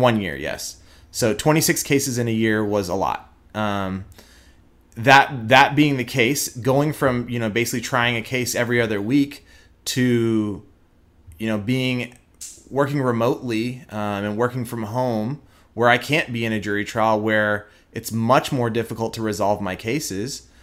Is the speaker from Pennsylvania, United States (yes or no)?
no; Houston, Texas, United States; accent: twang; now in Dallas, United States; I am born and raised in Houston. I do not have an Indian accent.